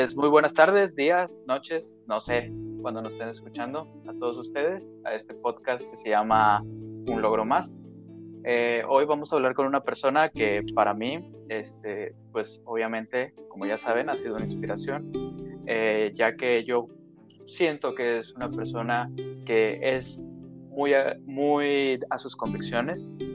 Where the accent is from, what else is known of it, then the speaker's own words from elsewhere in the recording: Torreón, Coahuila, Mexico; Jessica y yo este, somos de Torreón, Coahuila